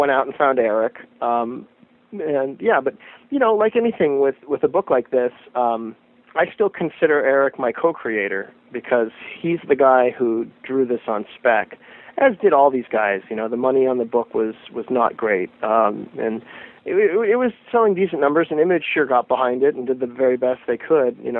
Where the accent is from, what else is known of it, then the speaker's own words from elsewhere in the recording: Phoenix, Arizona, United States; growing up in Phoenix, Arizona, in the mid-80s